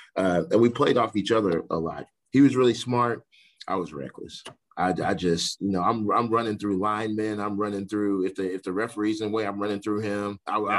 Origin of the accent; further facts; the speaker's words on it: New Waverly, Texas, United States; moved away as an adult; also born or lived in Sherman, Texas; now in San Marcos, United States; I'm from New Waverly.